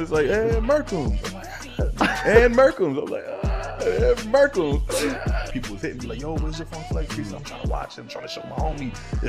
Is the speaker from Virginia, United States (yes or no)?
no; Queens, New York, United States; I'm from Queens. Yeah.